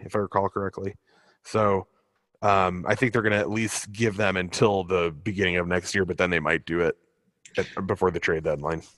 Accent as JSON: {"language": "English", "region": "Illinois", "country": "United States", "said": "my home state of Illinois"}